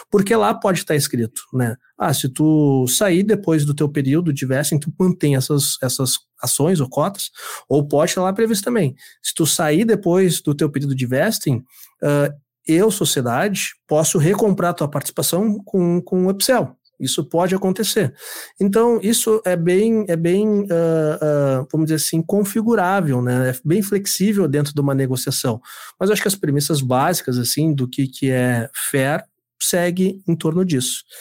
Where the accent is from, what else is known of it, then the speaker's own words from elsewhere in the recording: Rio Grande do Sul, Brazil; also born or lived in Mato Grosso do Sul; Eu sou, sou sertanejo, sou do Mato Grosso do Sul. Mas eu sou criado aqui no, no, no Rio Grande do Sul há muitos ah, anos.